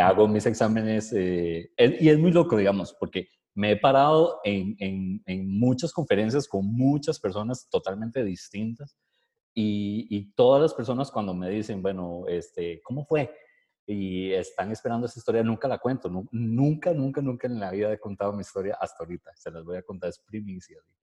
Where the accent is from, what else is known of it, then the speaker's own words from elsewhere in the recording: Costa Rica; nosotros como ticos